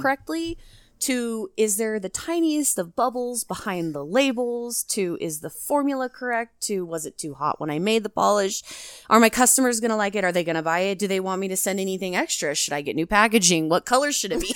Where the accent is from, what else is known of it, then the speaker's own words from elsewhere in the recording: Washington, United States; I'm from Washington